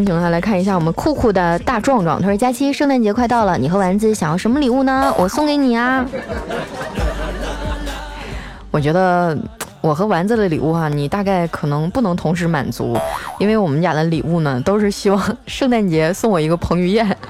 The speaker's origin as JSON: {"language": "Chinese", "region": "Northeast China", "country": "China", "said": "哎，我我也是，因为我是北方人嘛。以前我就想，南方冬天最低温度也就零度左右，能咋的呀？我们大东北零下二三十度"}